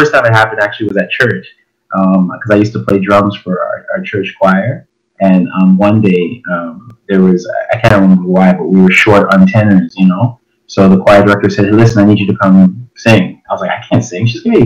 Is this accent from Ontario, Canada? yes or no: yes; Toronto, Ontario, Canada; My parents are from Jamaica, but I was born in Toronto. I grew up in a cool place called Chesterley